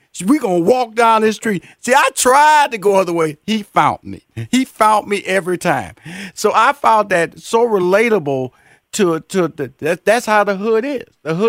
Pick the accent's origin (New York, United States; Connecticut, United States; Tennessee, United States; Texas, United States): Texas, United States; because I come from the hood. I grew up in Fifth Ward, and just like your parents, they moved me to Northeast.